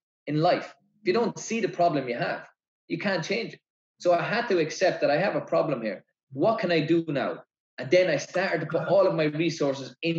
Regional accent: Ireland

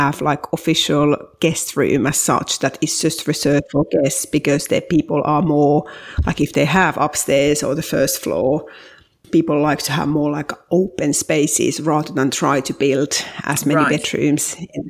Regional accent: Finland; English is a second language; moved away as an adult; also born or lived in New York / Brussels; now in Bath, United Kingdom; I'm originally from Finland, where I grew up, and I have lived most of my adult life in abroad. I lived in New York and Brussels, and now I've been in England for a very long time. I mean, it's hard to believe from my very thick accent, but yes, I have been living in English-speaking

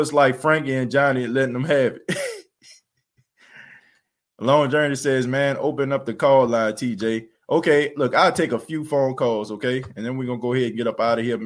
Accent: New Orleans, Louisiana, United States; moved away; I'm from New Orleans. I was born and raised there

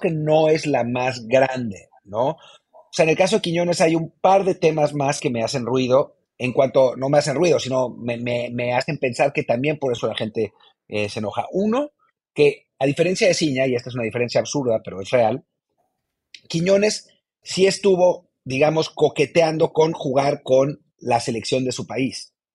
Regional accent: Mexico; pasaporte mexicano por elección a aquellos que lo tenemos por nacimiento

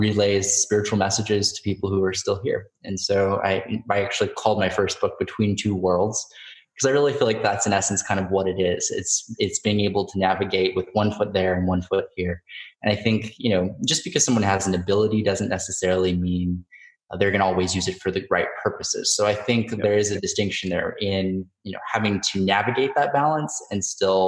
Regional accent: Central California, United States; I grew up in Central California in a really small town

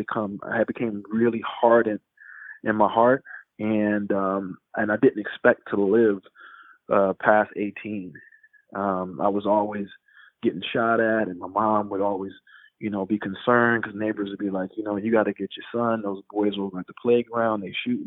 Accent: Philadelphia, Pennsylvania, United States; also born or lived in Chicago / Jamaica; I was born in Chicago, but I grew up in Philadelphia

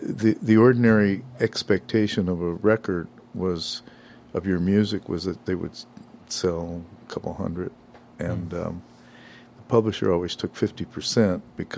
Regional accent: Los Angeles, California, United States; moved away; I was born in Boyle Heights. Wow. Most people didn't know where it was then anyway, but yeah, that's where I grew up.

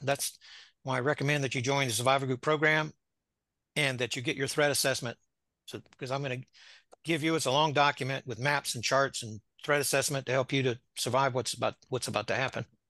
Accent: Florida, United States; moved away as an adult; now in Ozarks, United States; Went back to Florida, my home, and then relocated here in March of two thousand twenty

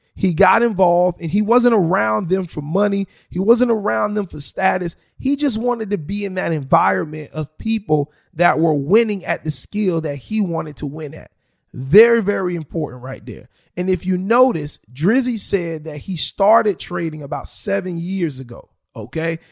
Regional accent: South Florida, United States; I am born and raised in South Florida

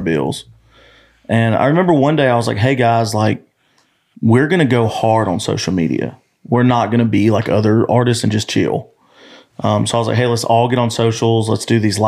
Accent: Montgomery, Alabama, United States; also born or lived in Wetumpka, Alabama; In Montgomery, Alabama

